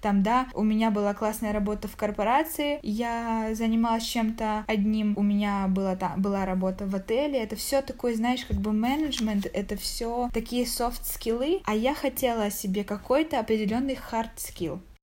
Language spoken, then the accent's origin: Russian; Zaporizhzhia, Zaporizhzhia Oblast, Ukraine; moved away as an adult; now in Kraków, Poland; я из Запорожья